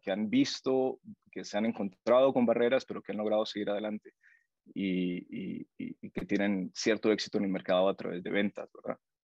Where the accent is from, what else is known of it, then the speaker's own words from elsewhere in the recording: Honduras; moved away as an adult; now in Guatemala; yo soy hondureño y estoy viviendo en tu, en tu país